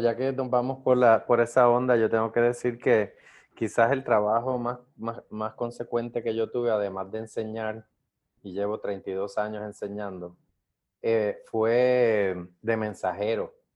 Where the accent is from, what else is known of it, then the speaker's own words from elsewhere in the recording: Puerto Rico; fue la primera vez que yo salí de Puerto Rico, de Estados Unidos